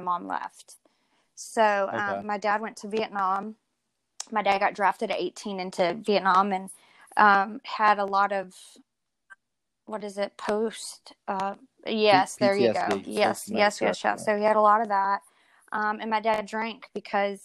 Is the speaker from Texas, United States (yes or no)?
yes; College Station, Texas, United States; moved away as an adult; now in Plant City, United States; I pretty much grew up with my mom growing up in College Station